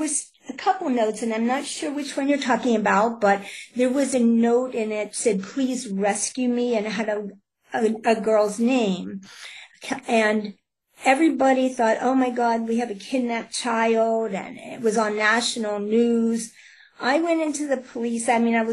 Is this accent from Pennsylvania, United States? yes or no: yes; Pittsburgh, Pennsylvania, United States; I'm from Pittsburgh, Pennsylvania